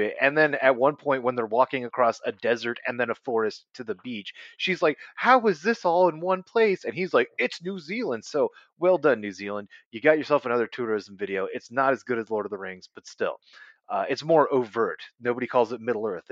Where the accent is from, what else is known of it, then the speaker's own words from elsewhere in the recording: California, United States; moved away; I'm from California